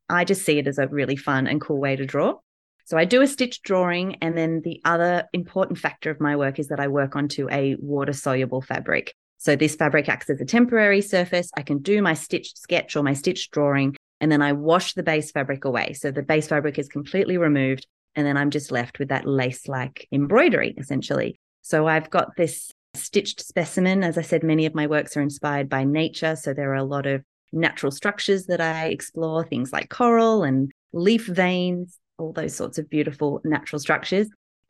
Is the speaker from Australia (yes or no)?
yes; Newcastle, New South Wales, Australia; I'm from Australia, Newcastle in Australia